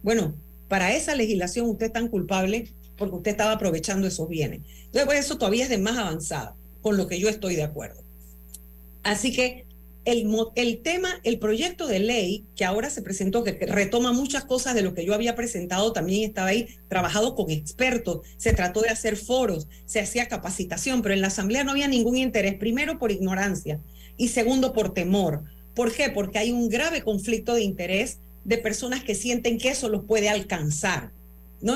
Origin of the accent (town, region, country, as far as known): Panama